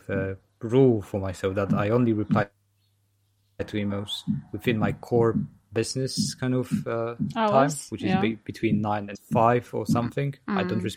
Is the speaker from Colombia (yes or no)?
no; Poland; now in United Kingdom; I'm from Poland and live in the UK.